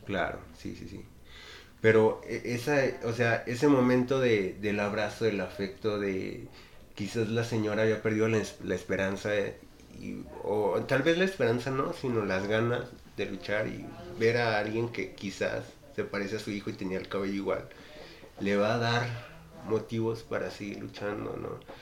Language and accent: Spanish; Mexico; vivimos como mexicanos